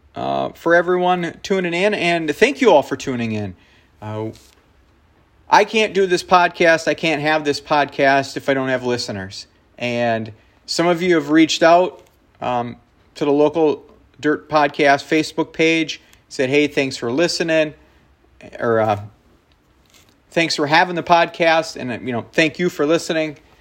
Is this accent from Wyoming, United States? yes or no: no; Two Rivers, Wisconsin, United States; my hometown, Two Rivers